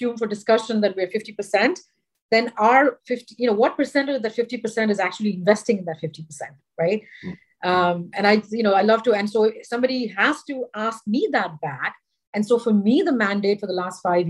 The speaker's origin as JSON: {"language": "English", "town": "Chennai", "region": "Tamil Nadu", "country": "India", "tie": "born or raised there", "also_born_or_lived": "Ahmedabad, Gujarat / Bombay", "said": "I was born in Ahmedabad in Gujarat. When I was 10, we moved to Madras. It's known as Chennai now. So my middle and high school education was in Chennai."}